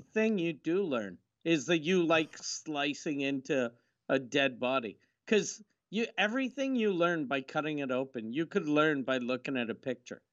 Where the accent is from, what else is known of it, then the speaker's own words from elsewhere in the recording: Quebec, Canada; accent: Quebecois; I'm from Quebec, 'cause my mom's French